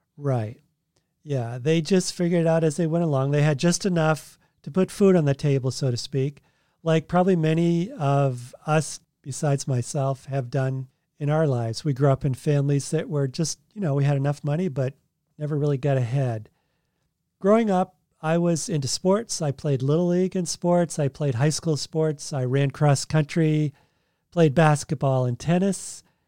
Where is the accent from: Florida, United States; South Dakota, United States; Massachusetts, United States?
Massachusetts, United States; moved away as an adult; also born or lived in Oregon / California; now in Tennessee, United States; I grew up in Massachusetts, and then I lived in Oregon right after college, then California, and now we live in Tennessee